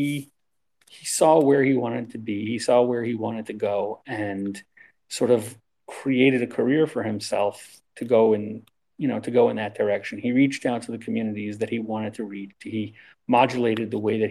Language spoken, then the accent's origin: English; Baltimore, Maryland, United States; moved away; I'm from Baltimore